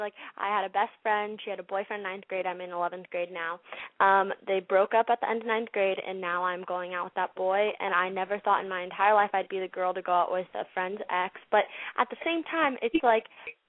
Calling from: Los Angeles, California, United States; Hi, I'm …. I'm 16, and I'm from Los Angeles

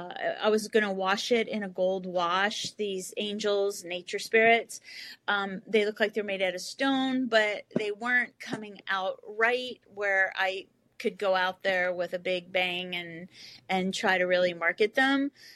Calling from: California, United States; I'm calling from California.

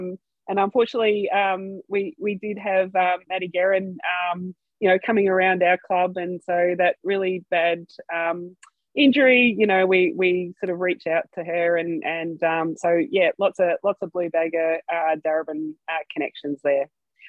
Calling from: Melbourne, Victoria, Australia; I'm coming from Nam, which is the Wurundjeri Woiwurrung people of the Kulin Nation.

